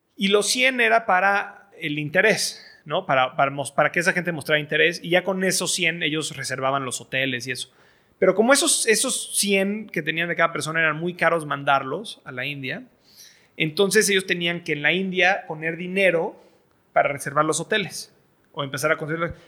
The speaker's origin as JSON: {"language": "Spanish", "country": "Mexico", "moved": "yes", "said": "soy, mexicano, estoy educado en el extranjero"}